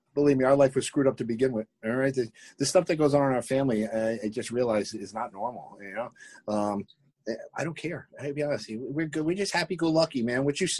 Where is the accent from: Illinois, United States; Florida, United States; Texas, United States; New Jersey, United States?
New Jersey, United States; North Haledon; also born or lived in Paterson, New Jersey / Franklin Lakes, New Jersey; I initially was born in Paterson, New Jersey. I moved out of Paterson, New Jersey to a place called North Haledon. And I've basically been within a mile or two of North Haledon for my entire life. My businesses are in North Haledon. It's in North Jersey in Passaic County.